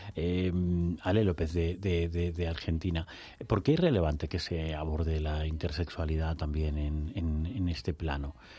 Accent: Extremadura, Spain; uno como extremeño

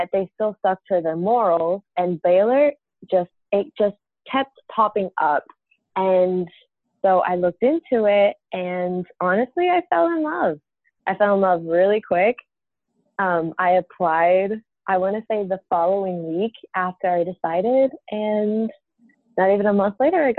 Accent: San Juan, Puerto Rico; moved away as an adult; I'm from San Juan, Puerto Rico

